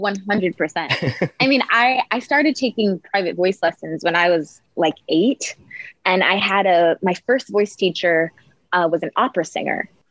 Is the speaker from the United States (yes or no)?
yes; Maryland, United States; moved away as an adult; also born or lived in New York; now in North Hollywood, United States; I went home to Maryland. I'm from Maryland